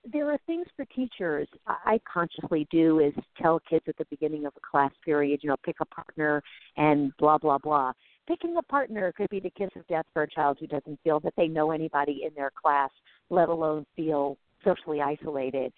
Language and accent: English; New York City, New York, United States; I grew up in New York City